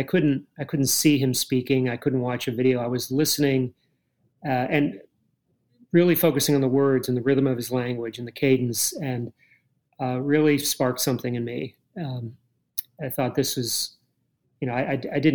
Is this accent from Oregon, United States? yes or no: no; Cape Cod, Massachusetts, United States; I grew up on Cape Cod